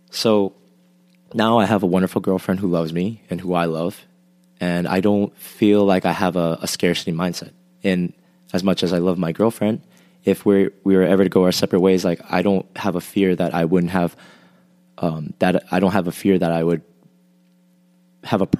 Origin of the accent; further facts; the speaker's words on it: Rhode Island, United States; moved away as an adult; now in South Korea; from sixth grade onwards, I lived in Rhode Island. So I would call that my home state, and I would say that's where home is for me if I had to identify and I moved to Korea about seven years ago.